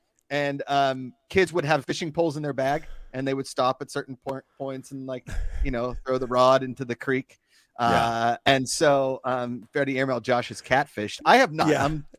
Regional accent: Pennsylvania, United States; I mean, I grew up in Pennsylvania.

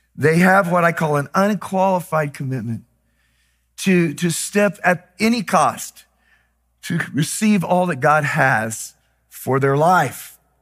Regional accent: Texas, United States; I was raised in Texas

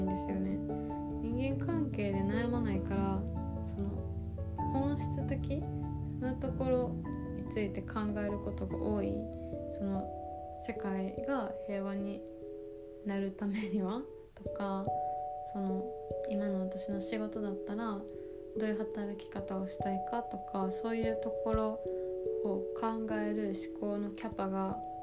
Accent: Japan; 生まれ育ちは日本

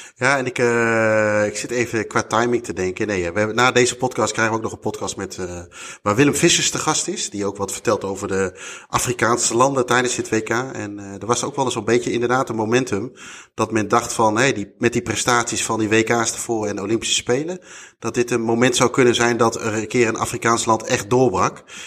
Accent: Netherlands; wij als Nederlanders

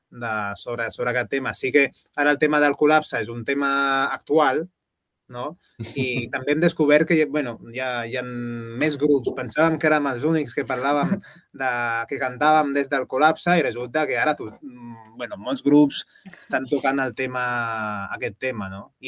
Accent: Gandia, Valencian Community, Spain; amb una productora de, així que de gent que som de la Gandia

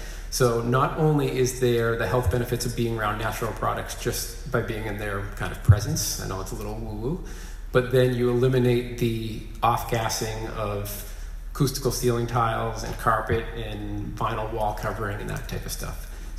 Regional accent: Boston, Massachusetts, United States; I'm from Boston myself.

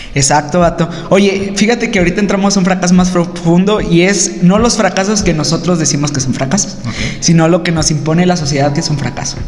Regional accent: Mexico; nosotros como mexicanos

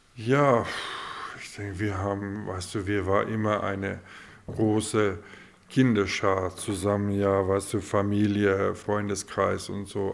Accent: Grootfontein, Otjozondjupa, Namibia; ich bin vierte Generation Hurt Rotfontäner

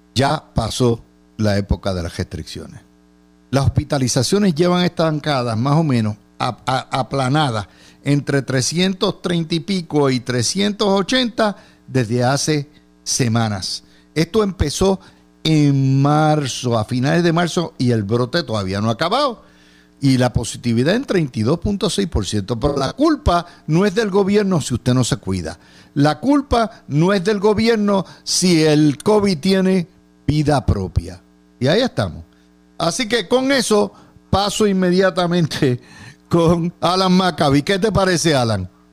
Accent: Puerto Rico

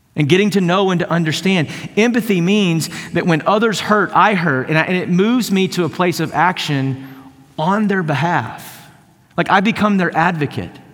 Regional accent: East Texas, United States; I grew up in East Texas

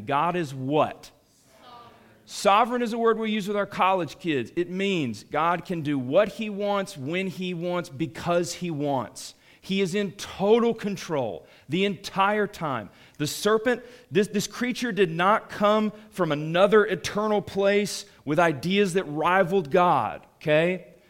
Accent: Atlanta, Georgia, United States; I grew up in Atlanta

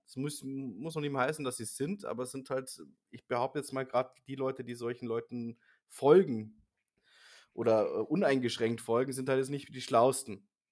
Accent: Germany; als Deutscher

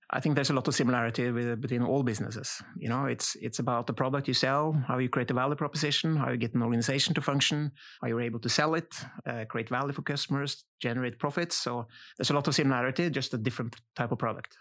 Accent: Kragerø, Vestfold og Telemark, Norway; I grew up in Kragerø, which is a small city south of uh, Oslo

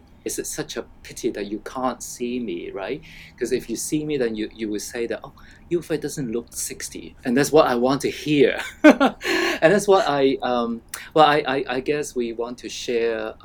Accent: Hong Kong; I grew up in what we call resettlement estate in Hong Kong.

